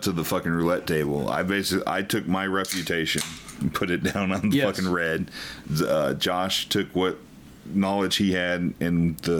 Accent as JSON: {"language": "English", "town": "Austin", "region": "Texas", "country": "United States", "tie": "born or raised there", "said": "I'm an Austin kid. Like, before being an Austin kid was a cool thing, I guess."}